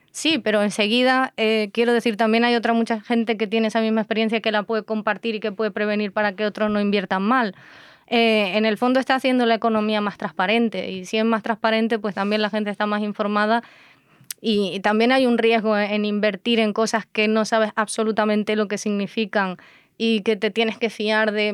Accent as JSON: {"language": "Spanish", "town": "Tejina", "region": "Canary Islands", "country": "Spain", "tie": "born or raised there", "said": "en Tenerife que yo soy de Tenerife, pues la casa donde me crié en Tenerife"}